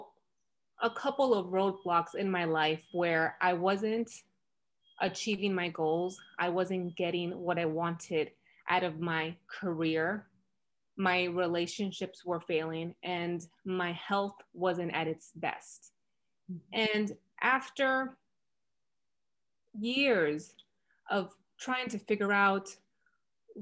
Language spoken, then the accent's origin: English; Florida, United States; now in Los Angeles, United States; I'm originally from Florida, and now I currently reside in Los Angeles, California